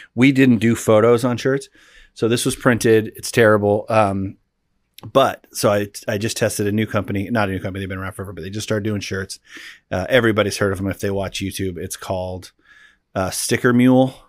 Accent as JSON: {"language": "English", "region": "Pacific Northwest", "country": "United States", "tie": "born or raised there", "said": "growing up in the Pacific Northwest"}